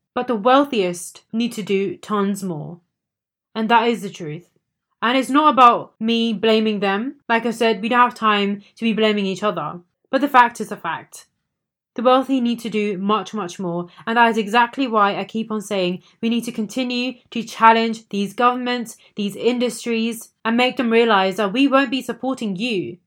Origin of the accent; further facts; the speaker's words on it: India; As an Indian myself